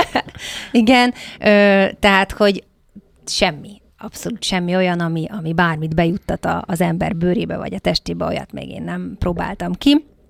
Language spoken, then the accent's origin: Hungarian; Hungary; moved away; magyarként kikerülni külföldre